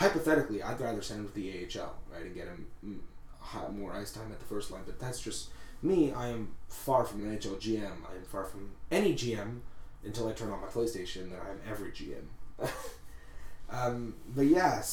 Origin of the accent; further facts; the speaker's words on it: Montreal, Quebec, Canada; we are from Montreal